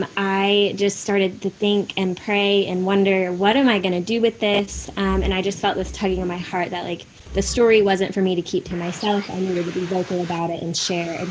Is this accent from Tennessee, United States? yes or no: yes; Nashville, Tennessee, United States; I am from Nashville, Tennessee